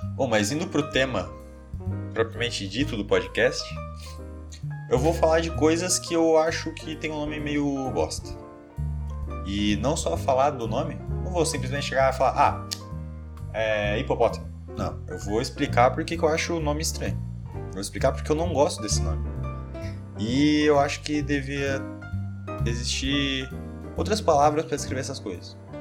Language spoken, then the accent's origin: Portuguese; Brazil; não sei falar francês, sou brasileiro